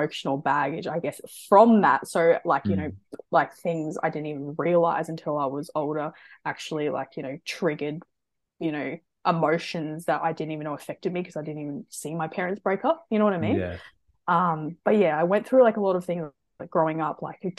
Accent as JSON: {"language": "English", "town": "Brisbane", "region": "Queensland", "country": "Australia", "tie": "born or raised there", "said": "So I'm from Brisbane. So always been from Brisbane. Half my family's actually German, my other half's actually English. But I'm full Australian. So yeah, no, I grew up in Brisbane"}